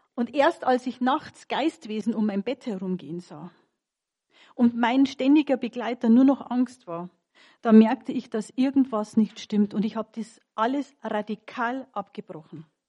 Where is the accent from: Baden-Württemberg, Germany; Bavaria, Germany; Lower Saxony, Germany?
Bavaria, Germany; Munich; Ich bin geborene Münchnerin